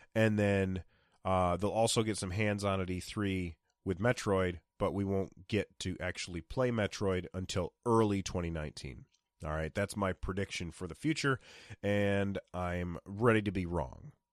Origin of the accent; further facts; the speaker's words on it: United States; being an American.